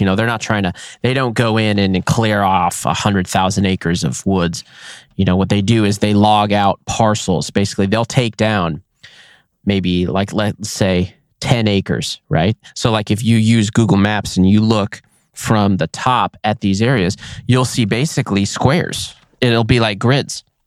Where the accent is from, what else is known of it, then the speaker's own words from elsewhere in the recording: Nevada, United States; my home state of Nevada